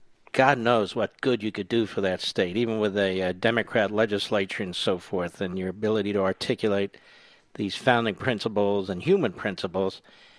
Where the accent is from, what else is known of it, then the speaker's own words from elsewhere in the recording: Philadelphia, Pennsylvania, United States; when I was a kid growing up on the East Coast in Philadelphia